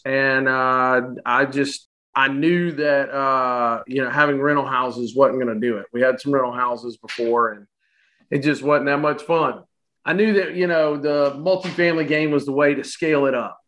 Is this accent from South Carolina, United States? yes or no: yes; Florence, South Carolina, United States; now in Charleston, United States; Originally from uh, Florence, South Carolina. Now living here in Charleston